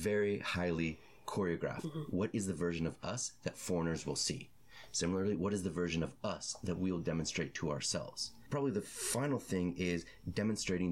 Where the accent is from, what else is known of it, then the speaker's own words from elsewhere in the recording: United States; accent: American; I'm from the United States